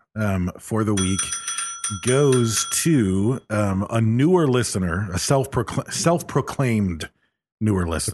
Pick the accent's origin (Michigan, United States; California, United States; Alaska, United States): Michigan, United States; I'm from Michigan